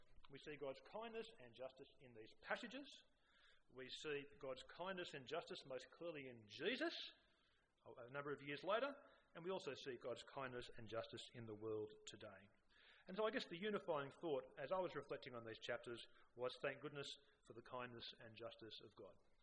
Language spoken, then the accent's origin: English; Sydney, New South Wales, Australia; I grew up on the North Shore, and which was a fairly achievement-orientated culture